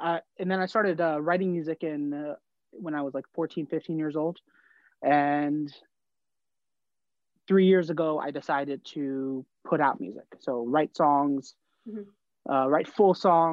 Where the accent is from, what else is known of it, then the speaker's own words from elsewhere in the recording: New Jersey, United States; growing up in Jersey